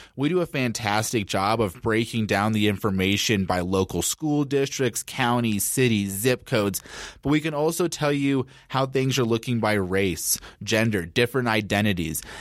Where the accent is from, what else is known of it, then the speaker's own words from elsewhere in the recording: Denver, Colorado, United States; also born or lived in Boulder, Colorado; I am a Colorado native. I was born and raised in Denver.